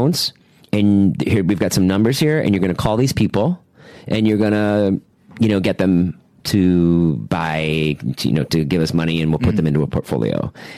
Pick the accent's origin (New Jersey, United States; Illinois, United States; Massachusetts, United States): Massachusetts, United States; Boston; Boston area? Yeah.